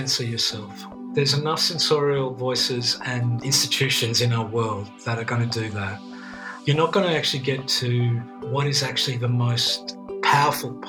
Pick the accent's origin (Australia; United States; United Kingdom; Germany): Australia; Melbourne, Victoria; first language Greek; English is a second language; I grew up in a very, it was a very migrant community in inner city Melbourne.